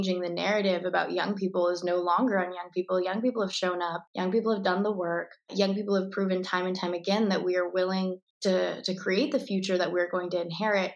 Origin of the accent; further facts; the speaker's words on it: Tucson, Arizona, United States; I was born and raised in Tucson, Arizona